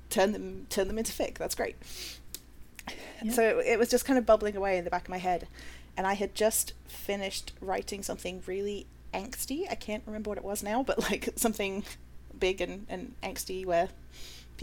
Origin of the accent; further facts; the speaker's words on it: United Kingdom; moved away as an adult; now in United States; I am a British Cypriot that immigrated to America about, I don't know, 9 years ago now?